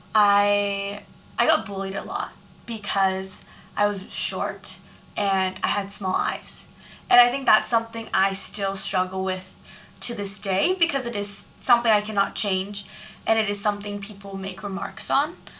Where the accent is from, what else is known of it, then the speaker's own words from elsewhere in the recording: San Jose, California, United States; I grew up in San Jose, California too